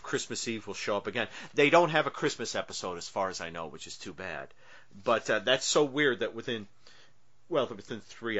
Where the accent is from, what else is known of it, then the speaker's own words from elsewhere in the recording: the North, United States; I'm a Northerner.